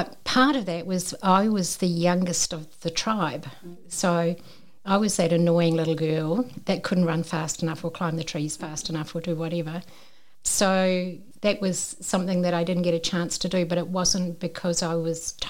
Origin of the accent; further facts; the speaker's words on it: New Zealand; accent: Kiwi; I'm a Kiwi, as you can probably tell by the accent